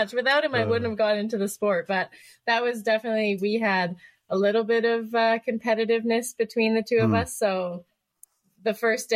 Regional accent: Canada; also born or lived in Northern Ontario / Canmore, Alberta; I'm a Canadian biathlete based out of Canmore, Alberta. I've been on the senior national team for about 8 years and living and training in Canmore since 2010. And I started just cross-country skiing with my family when we lived in Northern Ontario

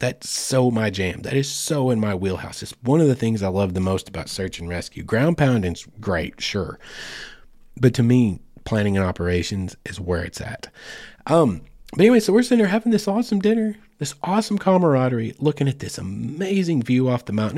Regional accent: Oklahoma, United States; now in Fort Smith, United States; I grew up in Oklahoma

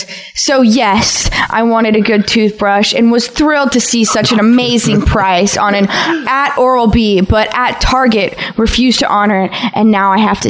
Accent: Ohio, United States; now in Chicago, United States; In my hometown in Ohio

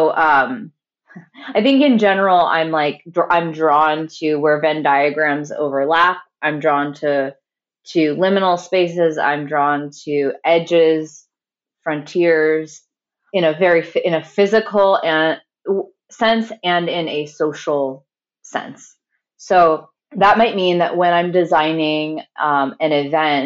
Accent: St. Louis, Missouri, United States; St. Louis, Missouri, which is my hometown and where I'm speaking from right now

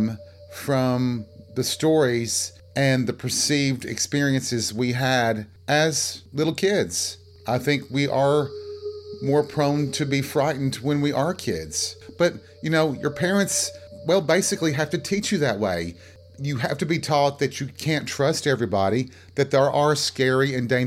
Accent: Appalachia, United States; the woods and the forest in Appalachia, in the areas that I lived

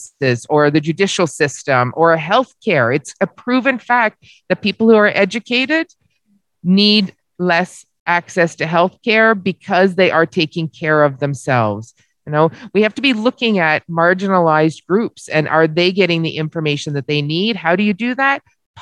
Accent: Barrie, Ontario, Canada; I live in the city of Barrie

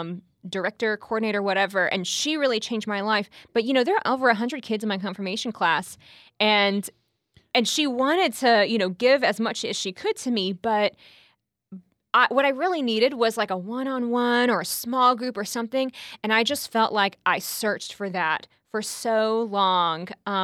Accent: Houston, Texas, United States; I'm from Houston, I guess.

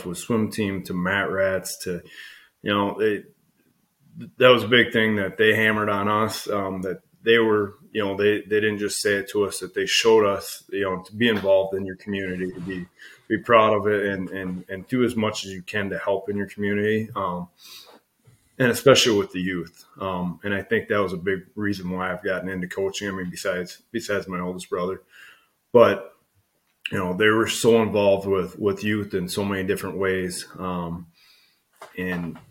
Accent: Monroe, Wisconsin, United States; also born or lived in Ireland; my mom and dad moved over from Ireland in 73, and they moved up to Rochester, Minnesota first and had my three brothers. And then in late in 77, they moved down to Monroe

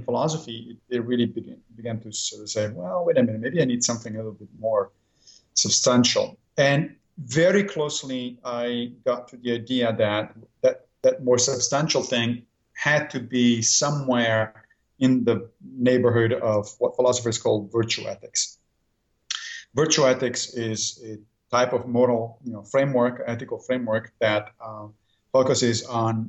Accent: Italy; moved away as an adult; now in New York, United States; I grew up in Italy, and there philosophy is mandatory subject of study in high school.

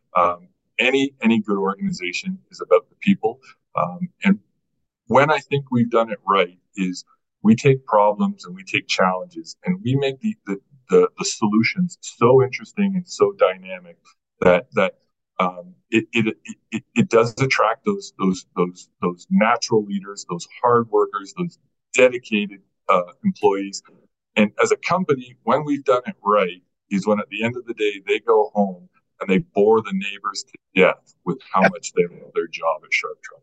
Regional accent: Burlington, Ontario, Canada; also born or lived in Vancouver, Canada; now in Edmonton, Canada; I grew up in Burlington, just west of just west of Toronto, uh, from from Southern Ontario

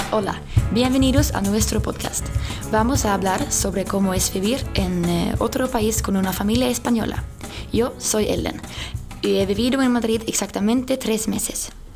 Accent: Sweden; Spanish is a second language; now in Spain; No quiero volver a Suecia. Quiero quedarme aquí para siempre

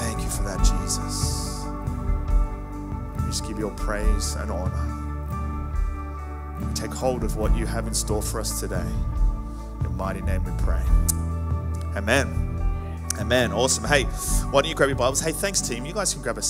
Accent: Canberra, Australian Capital Territory, Australia; now in Kingscliff, Australia; I'm originally from Canberra, so I do enjoy a bit of cold

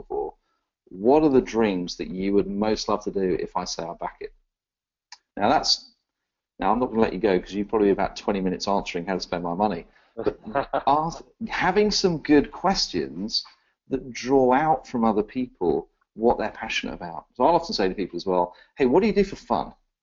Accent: Exeter, South West England, United Kingdom; now in London, United Kingdom; I was born in a little place called Exeter in the southwest of England.

